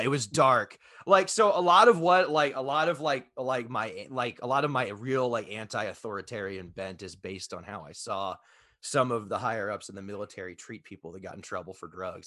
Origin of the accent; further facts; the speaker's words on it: Texas, United States; I grew up in Texas